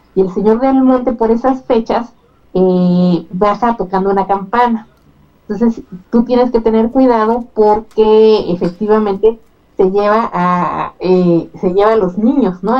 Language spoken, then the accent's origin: Spanish; Mexico City, Mexico; yo crecí en la Narvarte en, en mi infancia